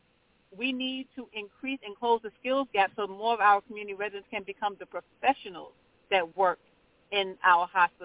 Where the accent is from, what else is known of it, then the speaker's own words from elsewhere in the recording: New York City, New York, United States; I was born and raised in Brownsville. I currently work in Brownsville